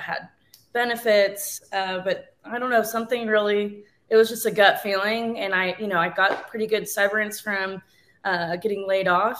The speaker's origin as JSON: {"language": "English", "region": "North Carolina", "country": "United States", "moved": "yes", "lives_now": "San Angelo, United States", "said": "I guess I'm originally from North Carolina"}